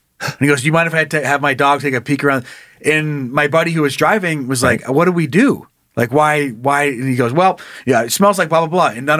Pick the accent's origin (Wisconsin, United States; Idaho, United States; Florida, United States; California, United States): Idaho, United States; southern; there was a stretch between my hometown and Boise, or between Mountain Home, whatever. It's down in southern Idaho.